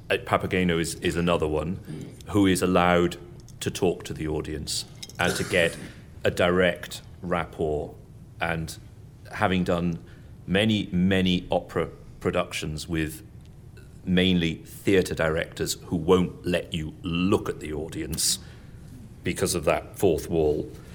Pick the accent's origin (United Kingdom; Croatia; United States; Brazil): United Kingdom; England; it's hard being English